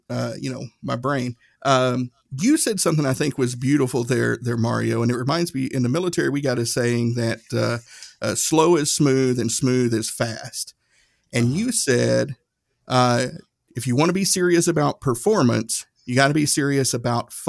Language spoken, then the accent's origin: English; Erwin, Tennessee, United States; my hometown, little town, Irwin, Tennessee